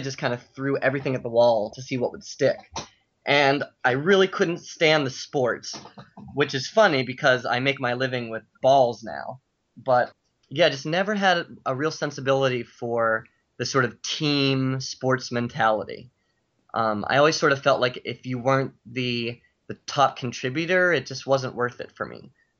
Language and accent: English; Pittsburgh, Pennsylvania, United States; moved away as an adult; now in New York, United States; So I grew up in Pittsburgh